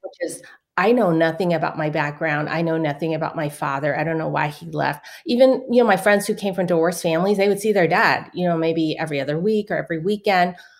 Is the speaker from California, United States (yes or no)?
yes; San Francisco, California, United States; I was born in San Francisco, Chinatown